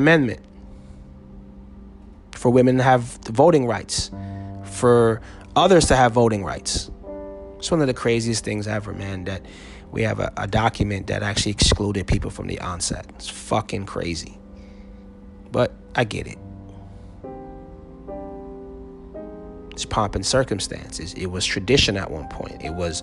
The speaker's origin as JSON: {"language": "English", "region": "New Jersey", "country": "United States", "tie": "born or raised there", "moved": "yes", "said": "I am 3 hours away from my home state of New Jersey."}